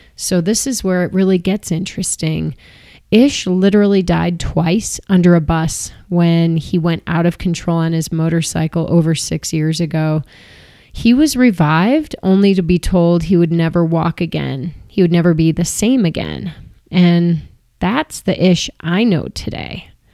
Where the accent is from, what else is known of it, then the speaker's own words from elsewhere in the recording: Chicago, Illinois, United States; I grew up in Chicago, which is right in the middle of the country and landlocked